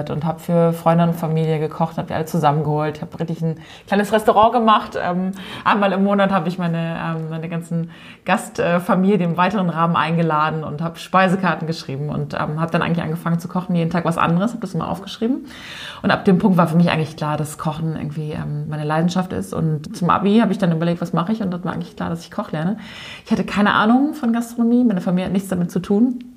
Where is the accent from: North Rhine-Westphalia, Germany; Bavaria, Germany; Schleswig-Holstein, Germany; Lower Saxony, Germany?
Lower Saxony, Germany; Also ich komme aus Ostfriesland, ich glaube, da müssen wir mal anfangen.